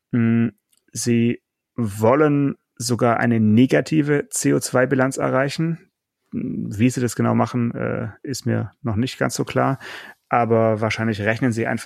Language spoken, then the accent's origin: German; Russia; Ich bin Russe, deswegen kann ich das nicht aussprechen.